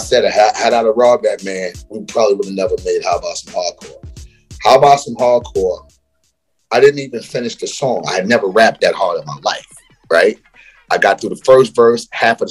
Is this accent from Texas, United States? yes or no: no; New York City, New York, United States; also born or lived in Queens; when I was a kid growing up in Brooklyn